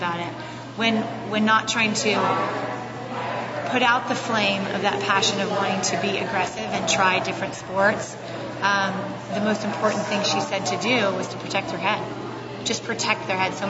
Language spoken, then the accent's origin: English; Roseville, California, United States; I'm from Northern California